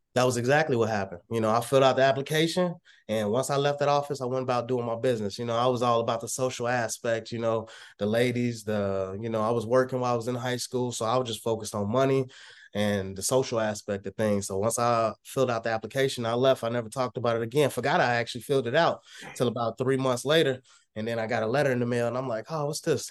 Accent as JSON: {"language": "English", "region": "Texas", "country": "United States", "moved": "yes", "lives_now": "Illinois, United States", "said": "originally I'm from Texas, uh, moved to Illinois"}